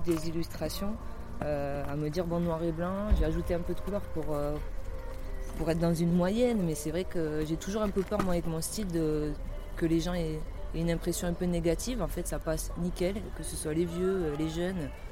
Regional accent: Basque Country, Nouvelle-Aquitaine, France; moved away; also born or lived in Toulouse; je suis retournée au Pays Basque, c'est là où j'ai grandi quand j'étais ado.

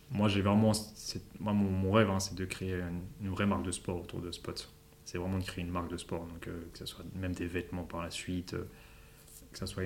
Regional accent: Paris, Île-de-France, France; ou Paris, parce que bah, Paris, parce que on vient de Paris, ou euh, Londres.

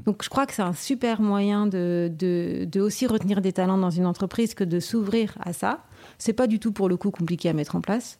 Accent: Saint-Malo, Brittany, France; moved away as an adult; also born or lived in Amsterdam, Netherlands / Brussels, Belgium; je suis malouine, hein, donc je suis née à Saint-Malo.

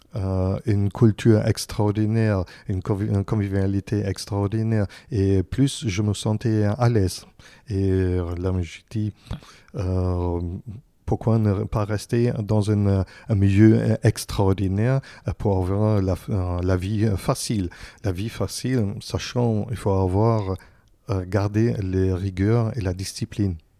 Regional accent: Berlin, Germany; French is a second language; moved away as an adult; now in Paris, France; je, viens de, Berlin, mais euh, j'habitais aussi encore dans des autres endroits. Et maintenant, j'habite plus ici à Paris que dans mon propre, propre pays

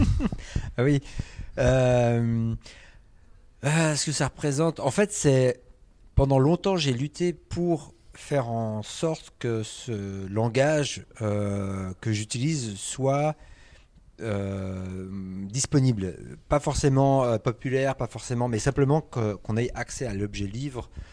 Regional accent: Switzerland; je suis suisse

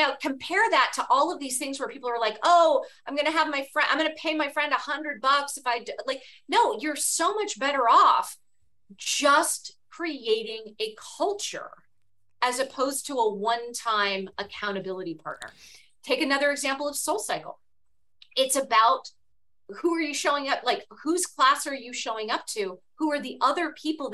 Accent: Cupertino, California, United States; I grew up in Cupertino, California, the daughter of a high school history

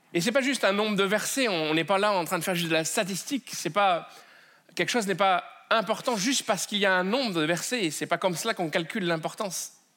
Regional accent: France; accent: French; mon accent euh, français.

